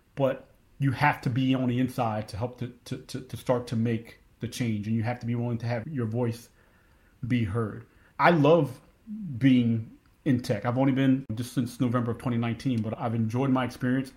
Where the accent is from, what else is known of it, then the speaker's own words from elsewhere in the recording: Philadelphia, Pennsylvania, United States; now in Texas, United States; growing up in Philly